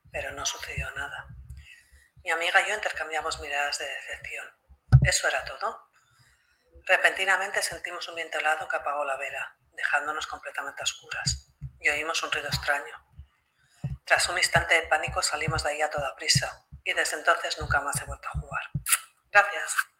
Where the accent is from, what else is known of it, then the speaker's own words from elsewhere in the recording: Spain; soy española